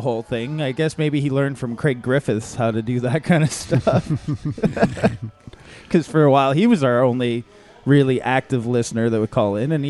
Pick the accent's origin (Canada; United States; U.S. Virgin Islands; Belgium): Canada; I'm Canadian, so I don't get any of this, which kind of makes me sad.